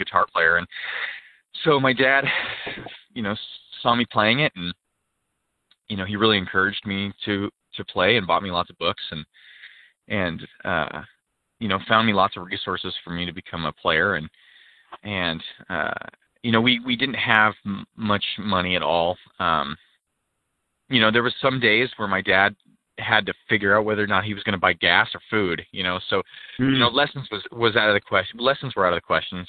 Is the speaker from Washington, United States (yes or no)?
yes; Pacific Northwest, Washington, United States; I was born in uh, the Pacific Northwest, um, pretty rural area